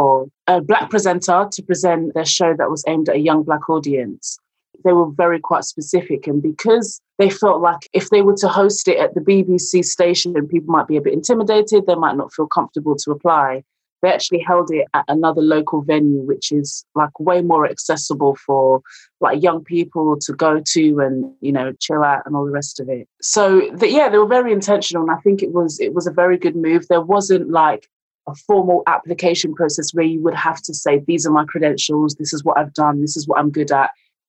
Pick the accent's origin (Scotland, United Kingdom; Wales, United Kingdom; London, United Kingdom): London, United Kingdom; moved away as an adult; now in Leicester, United Kingdom; I'm originally from London, came to Leicester to study drama